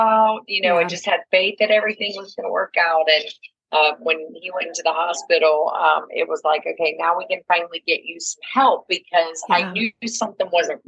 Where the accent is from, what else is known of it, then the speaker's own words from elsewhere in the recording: South Georgia, United States; I'm from the South, from South Georgia.